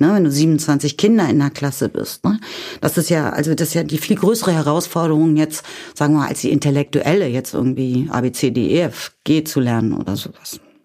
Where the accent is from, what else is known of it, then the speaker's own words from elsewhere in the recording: Kirchweyhe, Lower Saxony, Germany; ich komme aus Niedersachsen, aus dem Norden Deutschlands